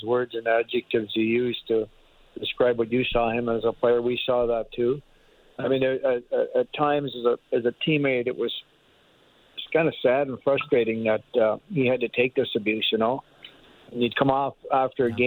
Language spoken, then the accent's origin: English; Canada; as a Canadian